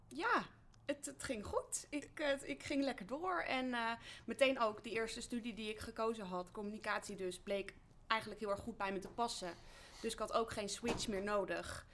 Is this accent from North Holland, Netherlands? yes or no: no; Betuwe, Gelderland, Netherlands; Ik kom uit de Betuwe, uit een eh, nou ja, niet noemenswaardig klein dorpje.